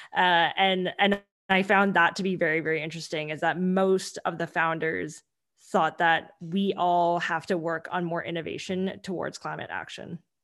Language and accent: English; Vancouver, British Columbia, Canada; English is a second language; I grew up in Vancouver and I grew up in Canada